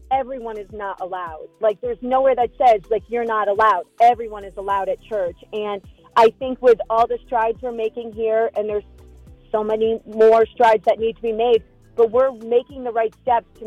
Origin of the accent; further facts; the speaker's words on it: New York, United States; now in Utah, United States; growing up in New York with family so close